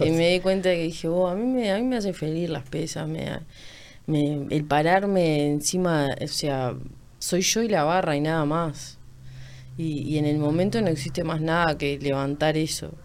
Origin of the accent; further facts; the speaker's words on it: Montevideo, Uruguay; toda mi vida viví por ahí